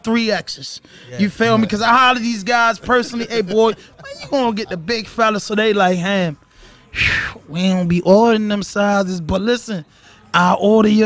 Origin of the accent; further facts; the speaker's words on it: Baltimore, Maryland, United States; I'm from Baltimore